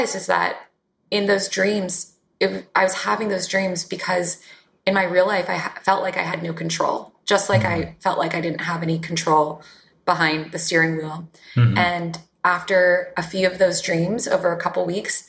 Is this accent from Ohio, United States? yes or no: no; Northern Virginia, United States; now in New York, United States; I grew up in Northern Virginia, which is a suburb of Washington, D.C.